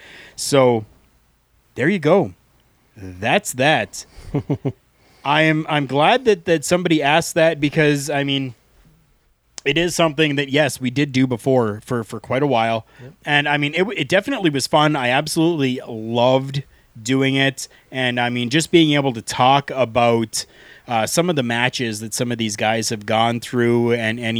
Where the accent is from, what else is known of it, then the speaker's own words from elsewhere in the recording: Canada; We are two Canadian guys